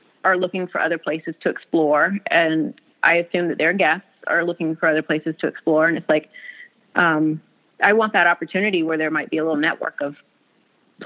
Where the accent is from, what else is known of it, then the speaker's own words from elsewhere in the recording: South Carolina, United States; moved away as an adult; now in Whitefish, United States; I'm originally from South Carolina, Southern girl